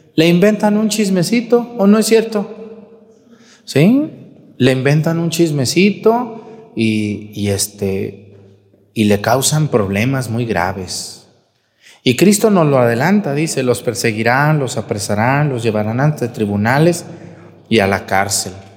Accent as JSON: {"language": "Spanish", "area": "near Yahualica", "region": "Jalisco", "country": "Mexico", "tie": "born or raised there", "said": "a un ladito de mi pueblo"}